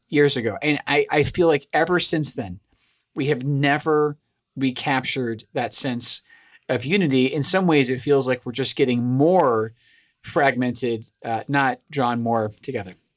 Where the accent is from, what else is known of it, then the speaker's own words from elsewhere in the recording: Scotland, United Kingdom; moved away; I'm originally from Scotland.